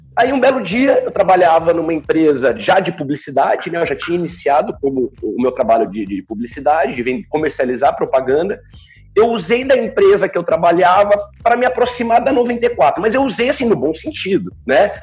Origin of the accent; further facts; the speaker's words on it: Bauru, São Paulo, Brazil; also born or lived in Araraquara; Eu não sou bauruense, mas me naturalizo bauruense, não né? nasci em Araraquara, mas moro em Bauru desde pequeno